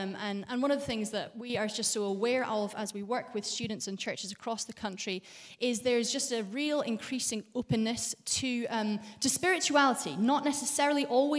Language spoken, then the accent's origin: English; Bahrain; born there; also born or lived in Saudi Arabia; I was born in Bahrain because my parents were missionaries, so spent some of my childhood in Saudi Arabia as well.